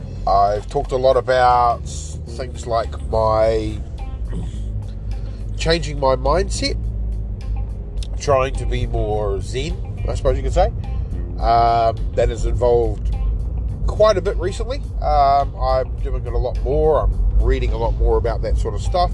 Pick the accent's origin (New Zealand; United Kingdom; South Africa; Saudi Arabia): New Zealand; my experiences of growing up in New Zealand